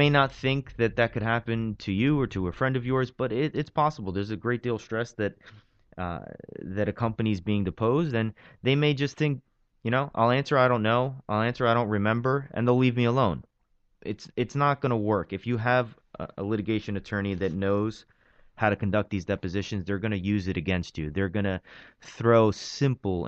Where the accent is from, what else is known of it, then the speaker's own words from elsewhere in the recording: New York City, New York, United States; also born or lived in Pennsylvania; I grew up in Brooklyn, born and raised in Brooklyn, Bensonhurst, Diker Heights